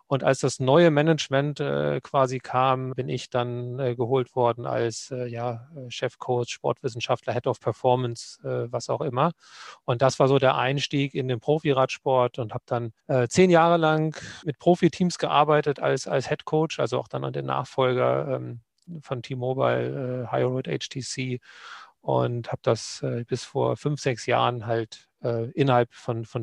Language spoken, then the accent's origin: German; Lower Saxony, Germany; Nee, man sagt, äh, das akzentfreiste Deutsch Deutschlands von der Gegend, wo ich herkomme.